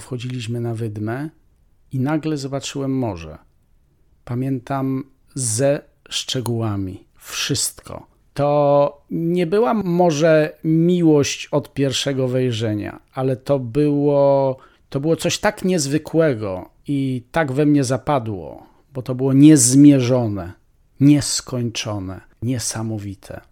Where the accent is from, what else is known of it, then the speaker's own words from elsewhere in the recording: Polish highlands, Poland; ja jestem góralem z dziada, pradziada.